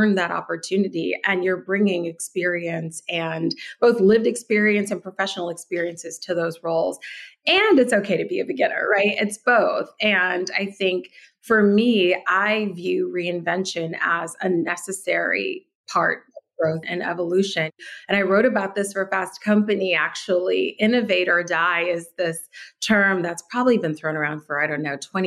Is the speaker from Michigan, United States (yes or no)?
yes; Detroit, Michigan, United States; moved away; also born or lived in New York; I was born and raised in Detroit in the 80s